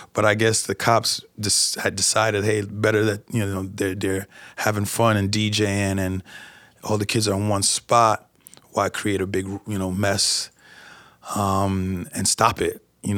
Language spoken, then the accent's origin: English; New York, United States; I know I should be accustomed to it since I am from New York